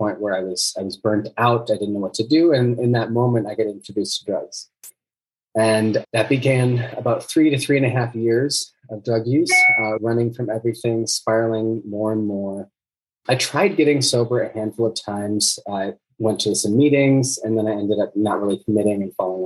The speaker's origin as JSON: {"language": "English", "town": "Minneapolis", "region": "Minnesota", "country": "United States", "said": "I'm from Minneapolis, Minnesota"}